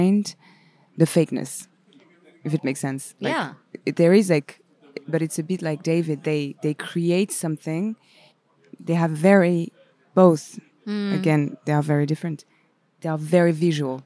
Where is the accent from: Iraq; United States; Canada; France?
France; accent: French; first language French; English is a second language; also born or lived in Paris